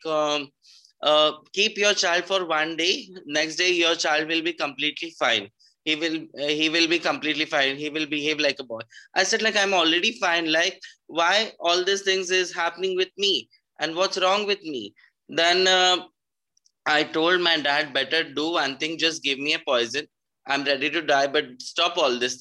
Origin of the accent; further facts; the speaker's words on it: Pune, Maharashtra, India; I'm from Pune, Maharashtra